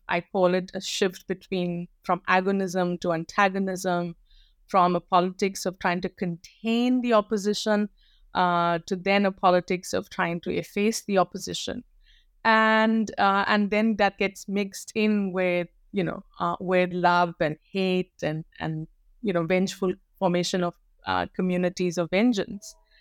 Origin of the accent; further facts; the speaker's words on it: North India, India; And I'm a North Indian through and through, born and raised in North India.